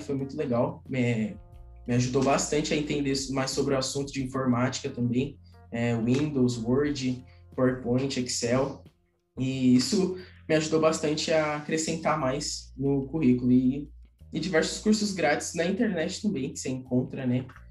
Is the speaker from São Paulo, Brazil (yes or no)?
yes; São Paulo, Brazil; sou de São Paulo